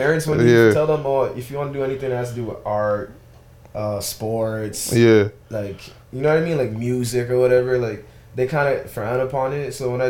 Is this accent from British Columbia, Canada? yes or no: no; Toronto, Ontario, Canada; moved away as an adult; also born or lived in Connecticut / New York City; now in St. Louis, United States; I'm originally from Toronto, Canada.